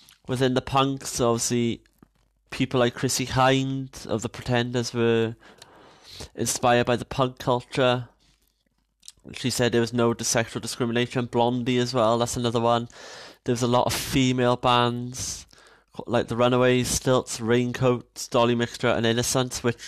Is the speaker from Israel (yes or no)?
no; Caerphilly, Wales, United Kingdom; I'm from Caerphilly.